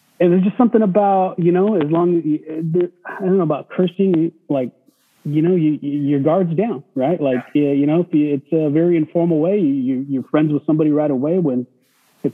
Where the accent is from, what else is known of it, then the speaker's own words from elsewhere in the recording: Kerman, California, United States; also born or lived in Fresno, California; I grew up in Kerman Unified. It was about, I don't know, 15 minutes west of Clovis and Fresno